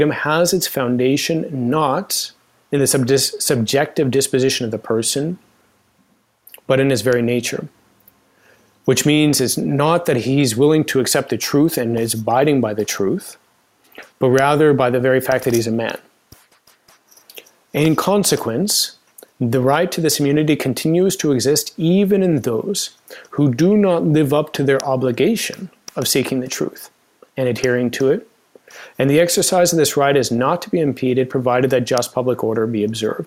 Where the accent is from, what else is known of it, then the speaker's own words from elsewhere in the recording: Idaho Falls, Idaho, United States; I grew up in Idaho Falls